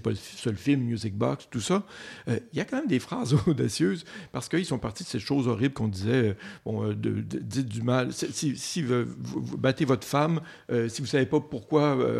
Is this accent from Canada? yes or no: yes; Côte-Nord, Quebec, Canada; moved away; je viens de la Côte-Nord, il n'y avait pas grand-chose